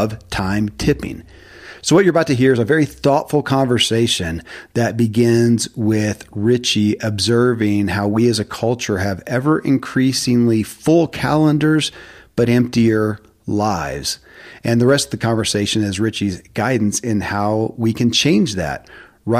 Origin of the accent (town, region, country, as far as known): Kentucky, United States; born or raised there